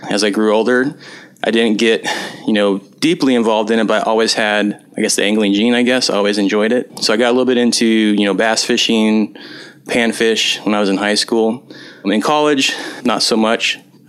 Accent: Nebraska, United States; moved away; I'm originally from Nebraska. It's in the middle of the Midwest. I grew up on a small farm out there. Corn and soybeans is primarily what we raised.

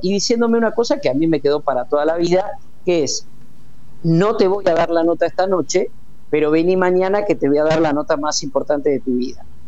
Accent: Puan, Buenos Aires Province, Argentina; moved away; mi pueblo, a Puana, 600 kilómetros de acá

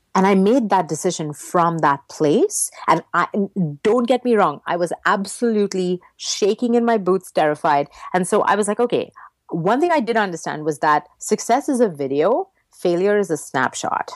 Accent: Mumbai, Maharashtra, India; first language English; moved away; I grew up in Mumbai, which used to be called Bombay when I lived there, uh, in India

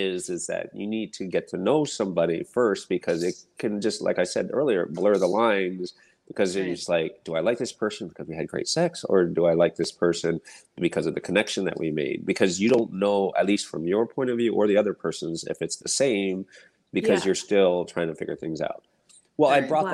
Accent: United States; I was born and raised here in the States

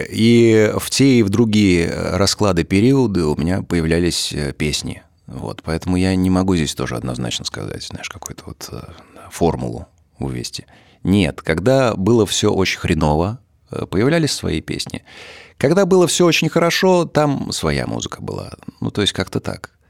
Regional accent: Tver, Tver Oblast, Russia; Это природа, да, и не, несколько мест э, в городе, в моем родном, в Твери.

